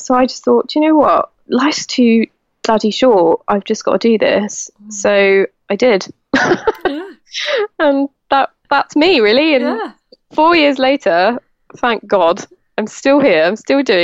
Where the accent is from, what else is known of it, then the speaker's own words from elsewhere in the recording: Devon, South West England, United Kingdom; now in Somerset, United Kingdom; I was actually born in Devon